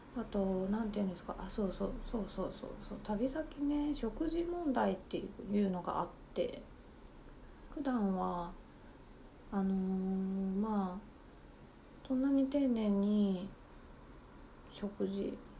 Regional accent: Tokyo, Japan; 私はずっと東京生まれなので

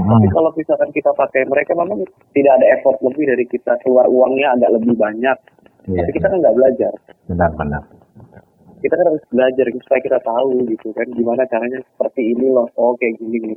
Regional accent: West Sumatra, Indonesia; Kita kan kalau kita orang Minang kan kita bodohnya cuma seminggu.

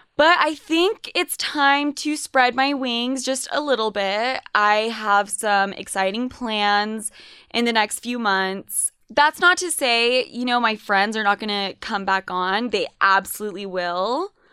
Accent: Utah, United States; also born or lived in New York; I was considered Spanish as fuck in high school growing up in Utah

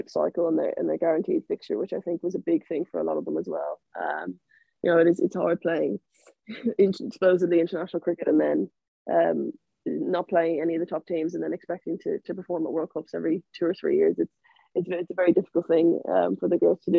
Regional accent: Ireland; moved away as an adult; I moved away from Ireland

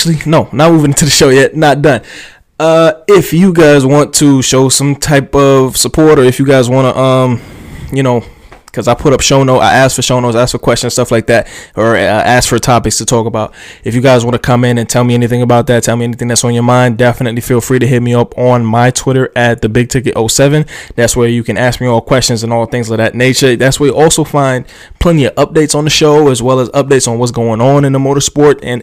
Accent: United States; I am just, you know, American.

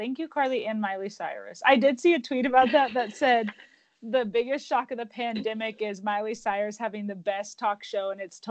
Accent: Oklahoma, United States; I grew up in Oklahoma, literally, since I was, like, one.

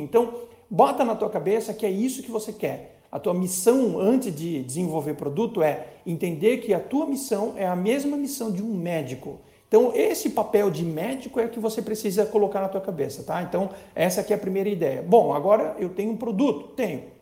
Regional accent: Blumenau, Santa Catarina, Brazil; Eu sou de Blumenau, Santa Catarina

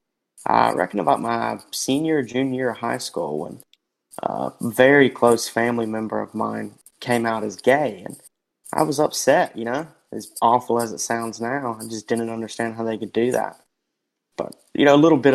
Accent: the South, United States; growing up in the South

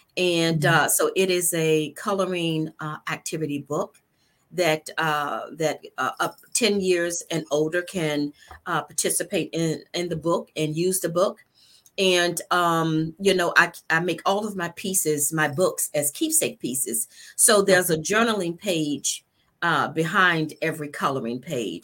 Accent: Norfolk, Virginia, United States; also born or lived in Spain; now in Virginia Beach, United States; Born and raised in Norfolk, Virginia

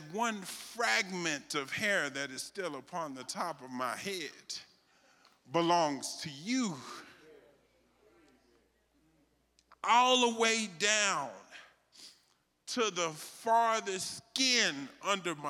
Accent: Texas, United States; I'm from Texas

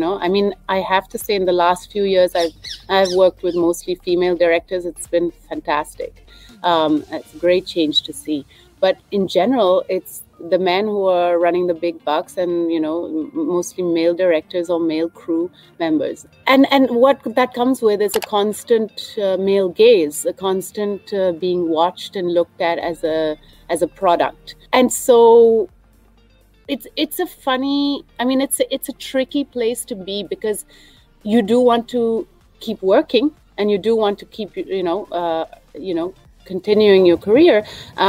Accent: India; I'm born here, I've lived here, this is my home.

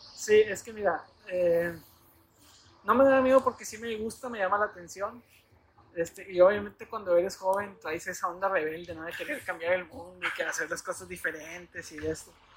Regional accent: Nuevo Laredo, Tamaulipas, Mexico; aquí en Nuevo Laredo

